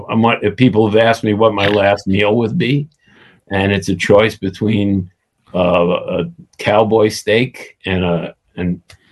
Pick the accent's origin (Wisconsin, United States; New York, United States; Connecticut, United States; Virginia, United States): New York, United States; New York City; I grew up in the Coney Island section of Brooklyn.